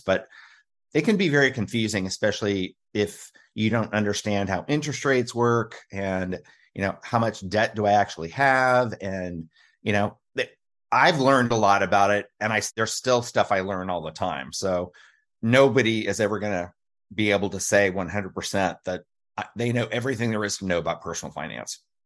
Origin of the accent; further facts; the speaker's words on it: Kansas City, United States; I grew up in the Kansas City area